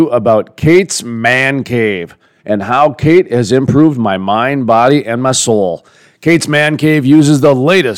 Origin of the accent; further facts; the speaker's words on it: Dhahran, Eastern Province, Saudi Arabia; You know, part of my problem is growing up in Dahran, I grew up not only behind chain link fences, but blast-proof cement blocks that surrounded particular buildings.